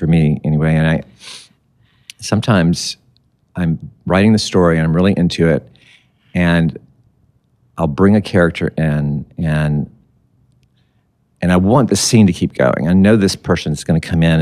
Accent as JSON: {"language": "English", "town": "Birmingham", "region": "Alabama", "country": "United States", "moved": "yes", "lives_now": "Chapel Hill, United States", "said": "I'm from Birmingham, Alabama"}